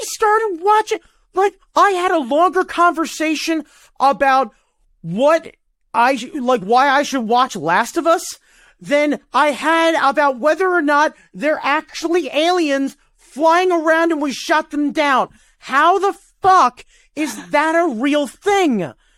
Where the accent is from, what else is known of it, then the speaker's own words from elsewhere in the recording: United States; I'm an American